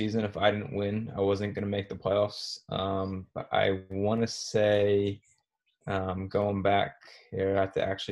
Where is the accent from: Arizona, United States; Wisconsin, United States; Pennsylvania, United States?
Pennsylvania, United States; moved away as an adult; also born or lived in New Jersey / South Carolina / Alaska / Connecticut; now in Virginia, United States; I'm from Pennsylvania originally